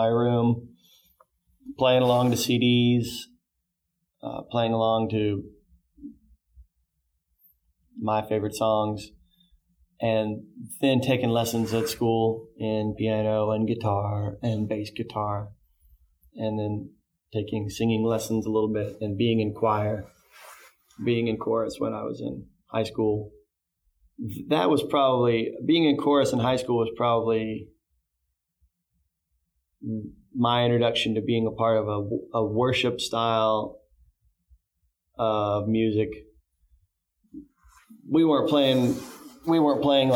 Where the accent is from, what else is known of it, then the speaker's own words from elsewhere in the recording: outside Atlanta, Georgia, United States; moved away as an adult; now in Nashville, United States; I grew up outside Atlanta